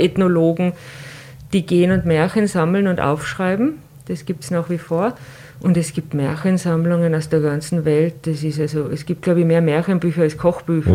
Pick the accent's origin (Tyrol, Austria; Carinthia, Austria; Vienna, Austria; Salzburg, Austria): Tyrol, Austria; bei uns in Tirol